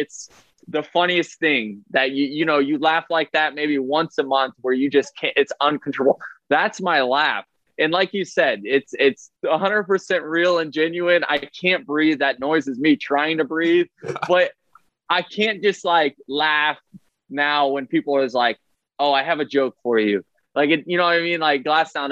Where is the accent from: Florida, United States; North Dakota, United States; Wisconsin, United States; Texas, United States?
Florida, United States; Tampa; So, this is my hometown.